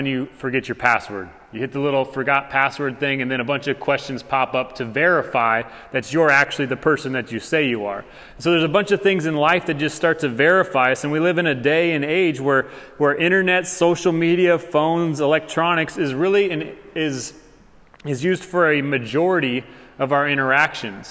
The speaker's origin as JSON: {"language": "English", "town": "Tucson", "region": "Arizona", "country": "United States", "said": "I'm from Tucson"}